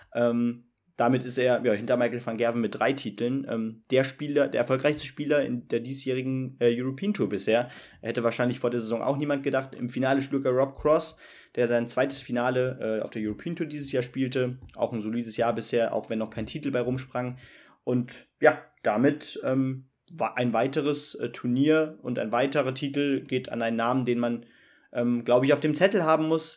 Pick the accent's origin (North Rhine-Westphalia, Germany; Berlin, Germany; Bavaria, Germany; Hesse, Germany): Hesse, Germany; home district in; aus unserem äh, Heimatkreis